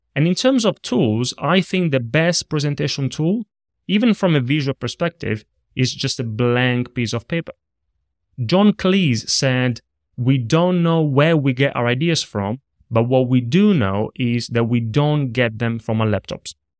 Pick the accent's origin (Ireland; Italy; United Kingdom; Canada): Italy; moved away; I grew up in Italy. I was in a small town, in a small region, that nobody knows, not even in Italy. I always say near Rome